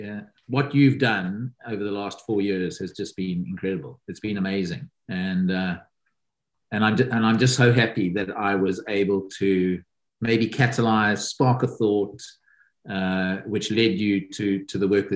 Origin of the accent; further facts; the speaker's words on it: South Africa; now in United Kingdom; my home country, which is South Africa